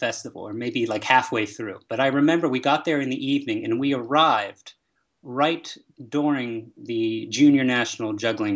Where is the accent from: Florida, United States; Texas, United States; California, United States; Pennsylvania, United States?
Pennsylvania, United States; Pittsburgh; I grew up in Pittsburgh, Pennsylvania